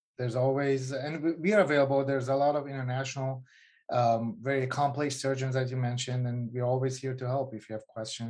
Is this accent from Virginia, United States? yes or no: yes; Virginia, United States; also born or lived in Iran; And anyway, so, and then we moved into the States and kind of in my teenage years, I grew up in Virginia, Northern Virginia. And, you know, I had to go back when I was 16, 17 to my grandma back in Iran.